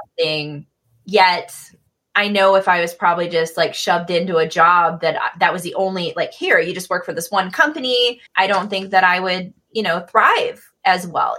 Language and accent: English; Michigan, United States; moved away as an adult; also born or lived in Midwest; now in Eugene, United States; I'm from Michigan initially and lived a lot of my life in the Midwest and then mm-hmm. moved to the West Coast